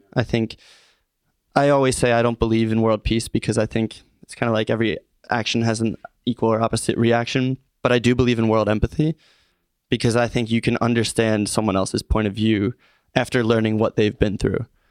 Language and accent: English; Norristown, Pennsylvania, United States; I'm from Norristown originally. So, growing up a Philly sports fan